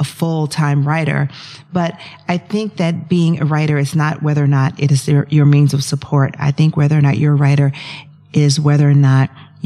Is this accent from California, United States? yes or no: no; Atlanta, Georgia, United States; I grew up in Atlanta, Georgia, so I'm a Southerner